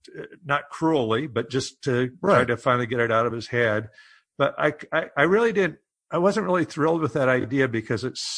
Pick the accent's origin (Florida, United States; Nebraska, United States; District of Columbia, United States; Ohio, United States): Nebraska, United States; Omaha; I'm from Omaha. My family's from Hardington, Nebraska, up in the northeast corner.